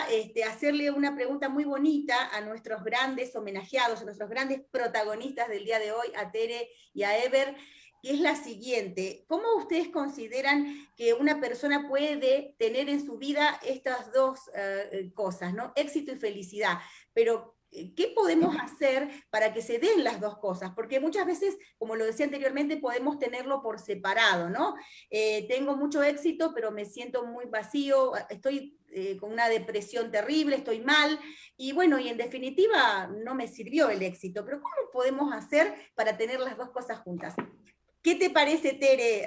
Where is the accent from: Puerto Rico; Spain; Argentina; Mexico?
Argentina; somos argentinas, vivimos en Argentina